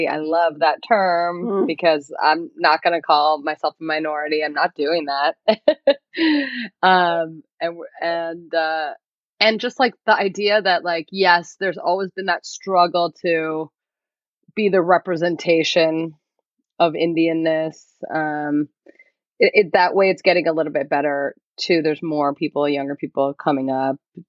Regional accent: United States; we're born and raised here. And it's new for so many people because we're the first generation to be born here

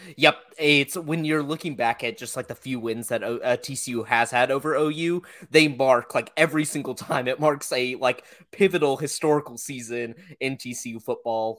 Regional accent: Oklahoma, United States; born or raised there

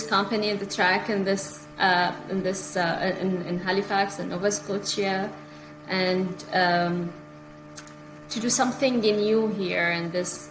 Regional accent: Bahrain; moved away as an adult; also born or lived in United Kingdom / Egypt / Beirut, Lebanon; now in Canada; I'm a journalist. I'm from Bahrain actually.

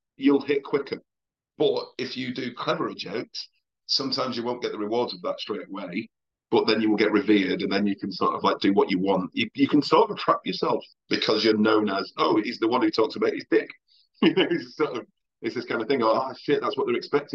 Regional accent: Oldham, North West England, United Kingdom; also born or lived in Liverpool; I'm from Oldham

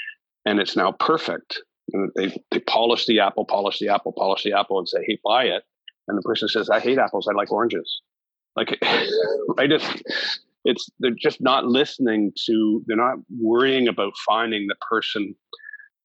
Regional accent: Canada; as a Canadian

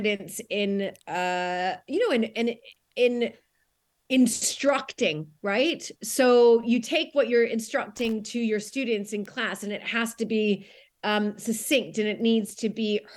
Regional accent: United States; moved away as an adult; now in United Kingdom; as an American, I have a little bit, I think, more insightful view on what it was like as an American marrying into

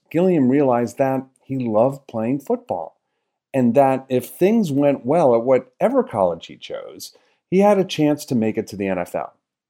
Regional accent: outside of Bridgeport, Connecticut, United States; I grew up outside of Bridgeport, Connecticut, and Bridgeport sounds very much like Harrisburg in terms of the hopelessness, the food deserts, and the rest.

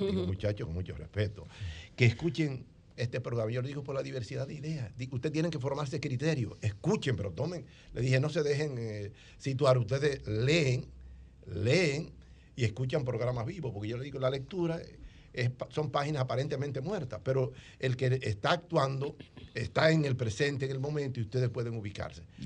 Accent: Monte Cristi, Dominican Republic; moved away; vine de Montecristi, la línea noroeste, la tierra de historia

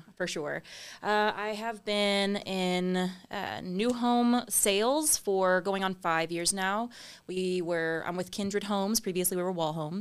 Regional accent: San Antonio, Texas, United States; born or raised there; also born or lived in Austin, Texas

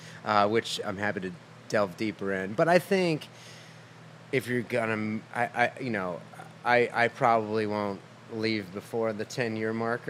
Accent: Massachusetts, United States; moved away as an adult; also born or lived in Burlington, Vermont / Maine; now in Nashville, United States; Grew up in Massachusetts, first 18 years in Massachusetts. Went to college in Vermont.

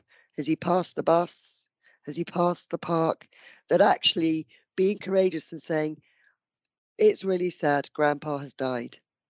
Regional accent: London, United Kingdom; moved away; also born or lived in Yorkshire; I'm a South London girl. I was not from Yorkshire

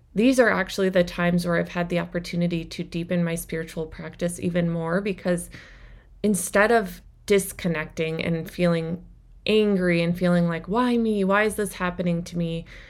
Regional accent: Minnesota, United States; I grew up in Minnesota in a smaller town

